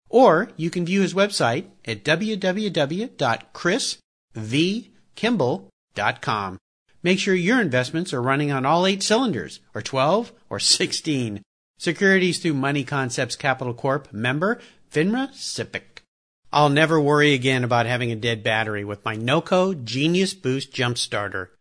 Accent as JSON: {"language": "English", "town": "San Diego", "region": "California", "country": "United States", "tie": "born or raised there", "said": "I grew up down in La Jolla, S, uh, San Diego"}